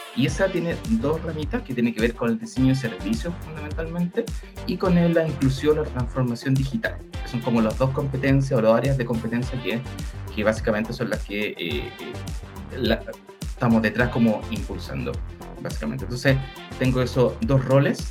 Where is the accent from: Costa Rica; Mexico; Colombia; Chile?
Chile; yo soy de Chile, de profesión soy enfermero